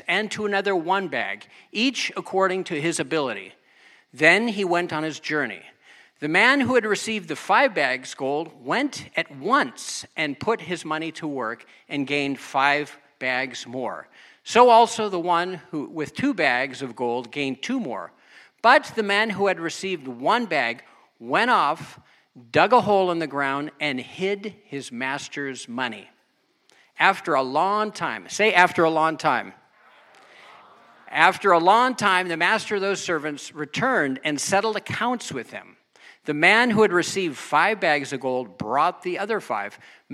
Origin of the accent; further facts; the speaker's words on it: United States; also born or lived in Germany; I'm American